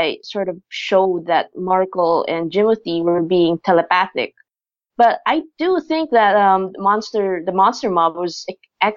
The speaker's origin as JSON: {"language": "English", "country": "Philippines", "tie": "born or raised there", "said": "I myself am Filipina, so I grew up here in the Philippines."}